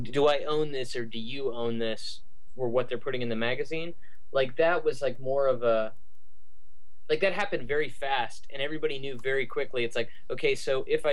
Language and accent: English; United States; as an American reader